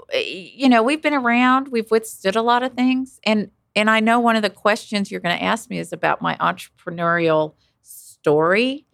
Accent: Wichita, Kansas, United States; I grew up in Wichita

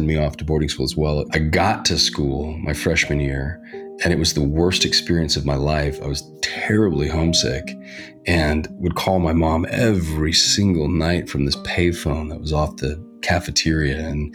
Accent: Reno, Nevada, United States; now in Hollywood, United States; I grew up in Reno, Nevada, biggest little city in the world.

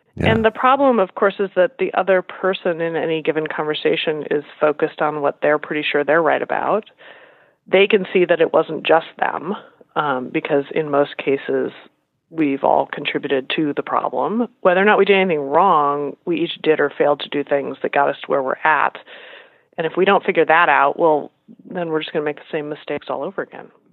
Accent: Iowa and Nebraska, Midwest, United States; moved away as an adult; also born or lived in Los Angeles, California / Massachusetts; I grew up in Iowa and Nebraska.

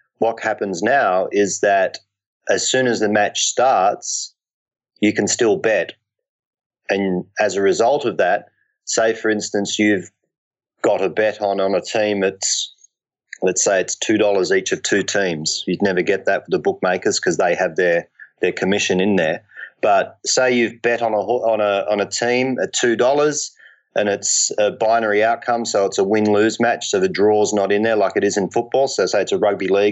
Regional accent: Ireland; I'm Irish by background.

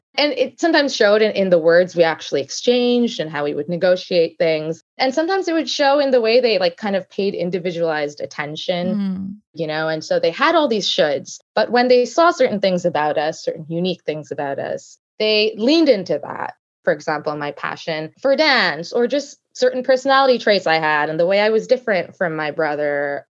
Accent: Canada; also born or lived in United States; I grew up in Canada, went to undergrad in Toronto and went to law school and then worked for quite a few years in the States, mainly on the East Coast

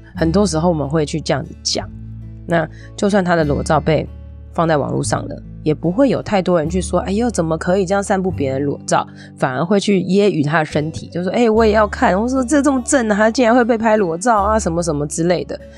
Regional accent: Taiwan; 我们台湾人

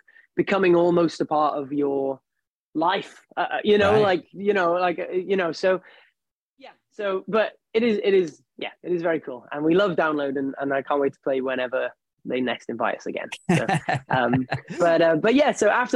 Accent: United Kingdom; being British

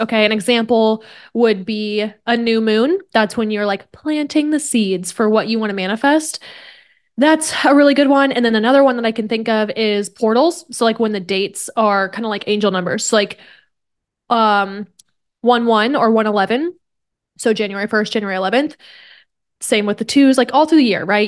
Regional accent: Kansas, United States; now in San Diego, United States; I grew up in Kansas

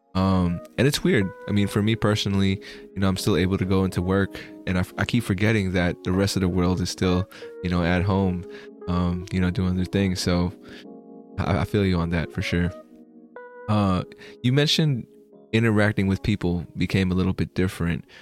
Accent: Bay Area, California, United States; I'm from the Bay Area in California

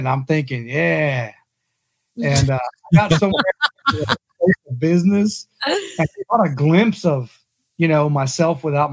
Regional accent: South Texas, United States; I grew up in South Texas

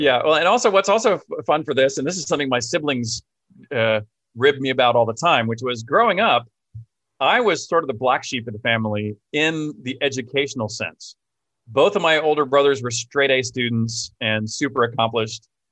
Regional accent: Houston, Texas, United States; also born or lived in Austin, Texas; I grew up in Houston

